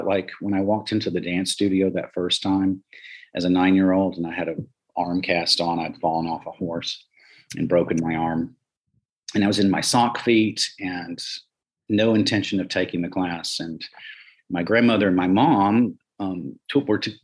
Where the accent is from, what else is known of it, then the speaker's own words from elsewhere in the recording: Union Springs, Alabama, United States; moved away as an adult; also born or lived in New York; there was no hotel in Union Springs, Alabama, my hometown